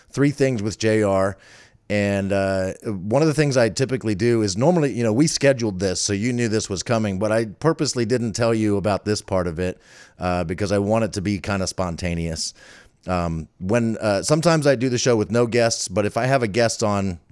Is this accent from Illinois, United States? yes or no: no; Falls Church, Virginia, United States; I grew up in Falls Church.